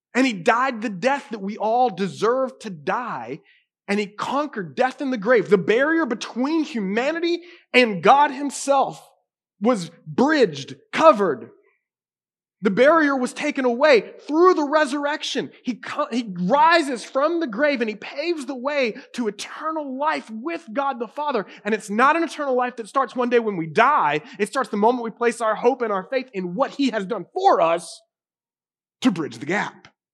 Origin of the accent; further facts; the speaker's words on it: United States; I grew up in a Carolina cowboy home